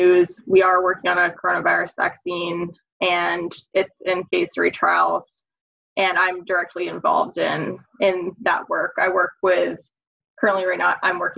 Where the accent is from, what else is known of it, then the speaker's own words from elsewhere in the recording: Maine, United States; moved away as an adult; also born or lived in South Carolina / upstate New York; now in Massachusetts, United States; So I'm from Maine originally